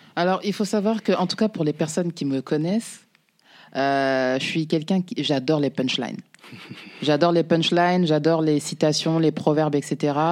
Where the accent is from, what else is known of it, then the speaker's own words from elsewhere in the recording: Paris, Île-de-France, France; also born or lived in Mauritania (ancestry, Soninke) / banlieue; j'ai grandi à, je suis né, j'ai grandi à Belleville.